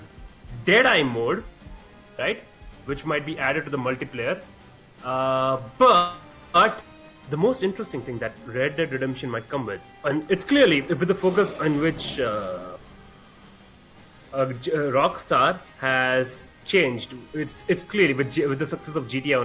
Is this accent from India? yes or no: yes; India; I'm an Indian